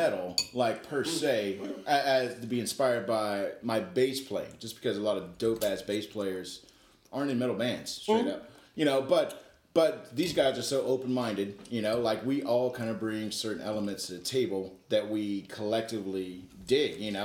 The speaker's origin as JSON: {"language": "English", "town": "Jacksonville", "region": "Florida", "country": "United States", "moved": "yes", "lives_now": "Ohio, United States", "said": "Representing Jacksonville. I'm from Florida, y'all"}